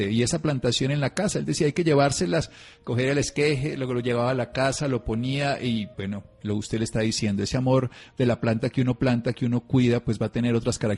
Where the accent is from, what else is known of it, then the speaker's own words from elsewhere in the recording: Armero, Tolima, Colombia; born there; teníamos un jardín en la casa de Armero, Tolima, donde yo nací gigantesco